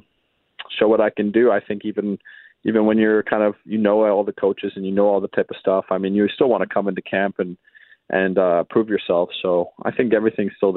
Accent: Vancouver, British Columbia, Canada; also born or lived in Winnipeg; growing up in Vancouver

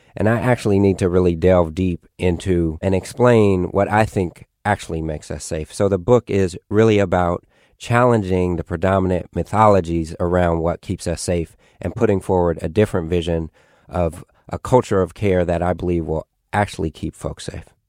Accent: Oakland, California, United States; I grew up in East Oakland

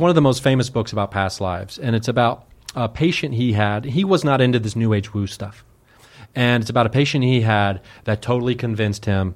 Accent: Dayton, Ohio, United States; I grew up in Dayton, Ohio, like a suburb of Dayton

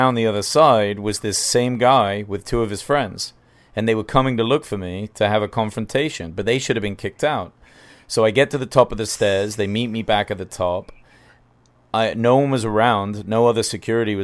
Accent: England, United Kingdom; moved away; I'm from England

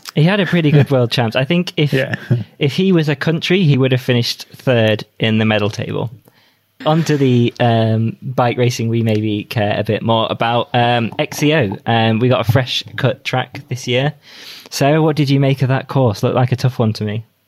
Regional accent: United Kingdom; as a British rider

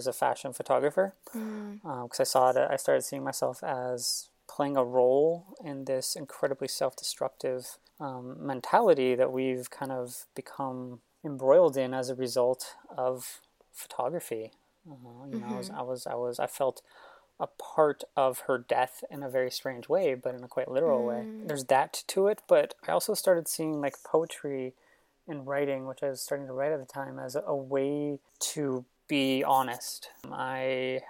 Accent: San Francisco, California, United States; moved away as an adult; also born or lived in Los Angeles; I grew up in San Francisco my entire life

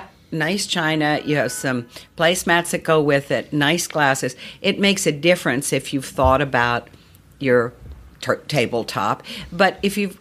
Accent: Charlottesville, Virginia, United States; when I grew up in Virginia, you know, everybody entertained. I always laugh because in those days, Charlottesville, Virginia was dry

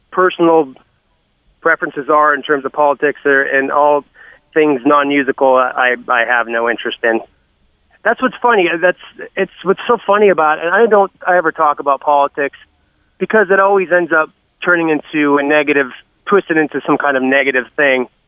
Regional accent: Canada; I don't give a shit. I'm Canadian.

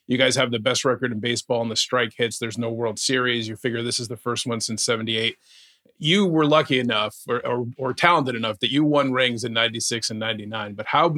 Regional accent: Connecticut, United States; I grew up in Connecticut. So it's Yankee Red Sox split territory, right?

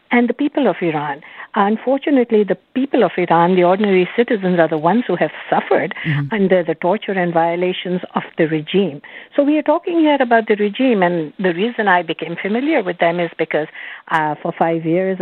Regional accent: Canada; as a Canadian

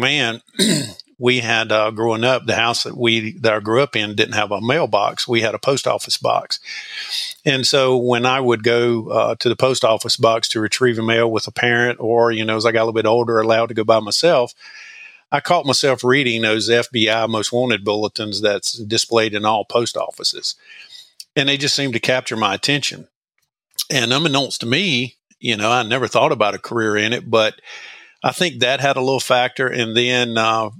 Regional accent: Madison, North Carolina, United States; I grew up in Madison Med Ann, which is north central North Carolina

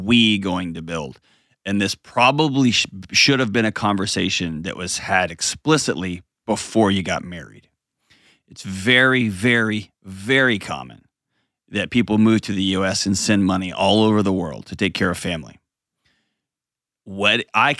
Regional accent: United States; as an American

